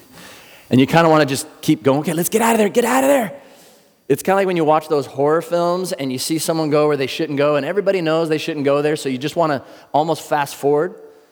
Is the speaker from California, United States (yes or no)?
yes; Ocean Beach, California, United States; I'm actually from Ocean Beach. I lived there for a lot of years. We moved around a lot, but that's kind of what I consider home.